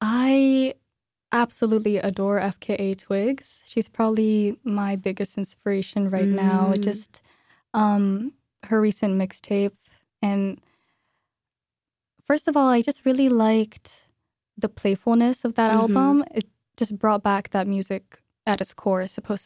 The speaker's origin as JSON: {"language": "English", "region": "Moscow", "country": "Russia", "moved": "as an adult", "said": "as you just said. And yeah, I am from Moscow, Russia, in my freshman year of college. I moved in with Bella."}